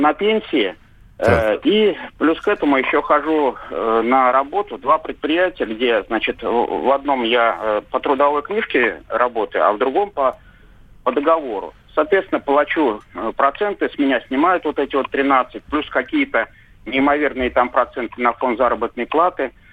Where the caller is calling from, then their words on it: Saint Petersburg, Russia; Я звоню из Санкт-Петербурга